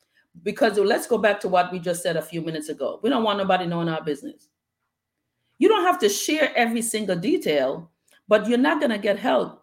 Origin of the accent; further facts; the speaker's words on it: Bronx, New York, United States; My sister Lisa and I were talking the other day about just growing up in the Bronx